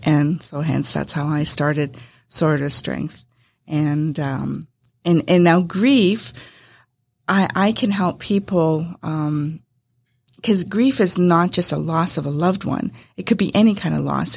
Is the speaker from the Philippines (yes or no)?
no; Winnipeg, Manitoba, Canada; moved away as an adult; now in Acworth, United States; I was uh, originally from Canada. My husband and I came from Winnipeg, Manitoba, and uh, we came down to Georgia.